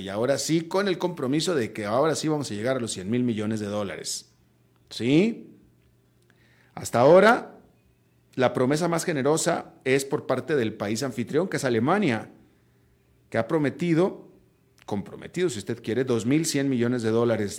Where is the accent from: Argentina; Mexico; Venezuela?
Mexico; Mis propios hijos, mis hijos son estadounidenses de nacimiento y siguen viviendo en Estados Unidos, pero son hijos de mexicanos.